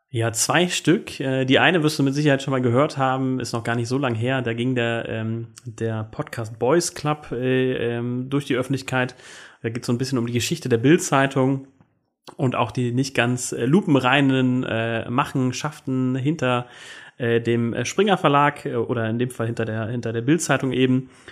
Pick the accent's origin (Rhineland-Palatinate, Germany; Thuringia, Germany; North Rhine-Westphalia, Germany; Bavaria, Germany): Rhineland-Palatinate, Germany; Koblenz; now in Rheinhessen, Germany; ich komme aber aus Koblenz